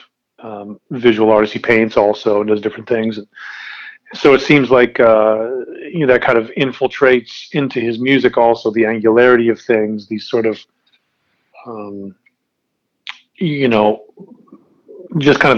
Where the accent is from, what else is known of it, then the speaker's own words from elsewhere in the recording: Dexter, Maine, United States; also born or lived in Massachusetts; I was born in Massachusetts, lived there for, I think, 6 years, and then we moved, 6 or 7 years, I can't remember which, and then we moved to Maine.